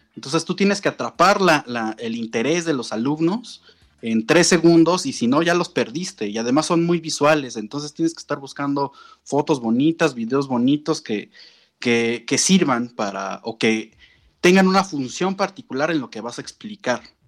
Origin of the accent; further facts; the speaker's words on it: Mexico City, Mexico; also born or lived in Morelos; yo soy de la Ciudad de México, me fui a vivir al, estado de Morelos